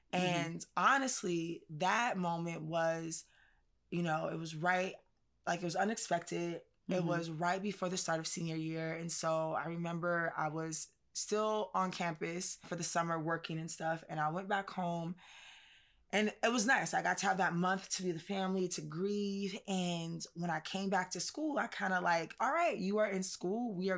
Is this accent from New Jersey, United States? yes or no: no; California, United States; Janae already knows, like I am from California. So definitely we have laughs about that. Like mm-hmm. just totally West Side, California chick.